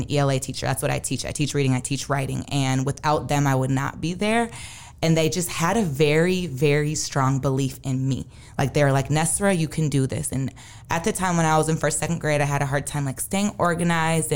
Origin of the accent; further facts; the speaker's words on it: Saint Paul, Minnesota, United States; Growing up in Minnesota, I went to St. Paul Academy K through nine, and then I went to Central.